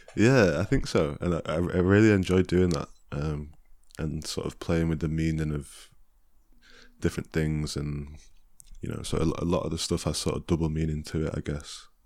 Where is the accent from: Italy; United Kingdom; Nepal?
United Kingdom; Chesterfield, East Midlands; I'm from Chesterfield